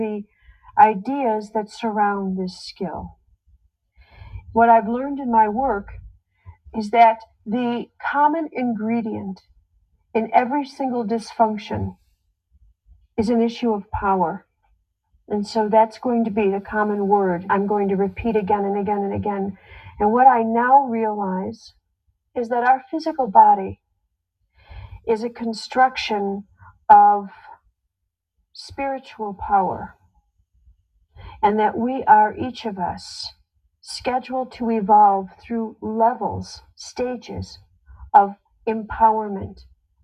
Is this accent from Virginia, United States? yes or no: no; Chicago, Illinois, United States; I was in Chicago, my hometown